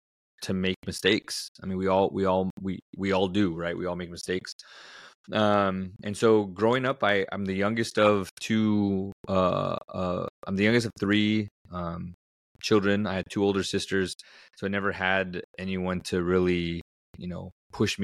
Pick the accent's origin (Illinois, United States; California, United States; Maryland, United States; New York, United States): California, United States; Southern; I grew up in Southern California, and growing up, we didn't have a whole lot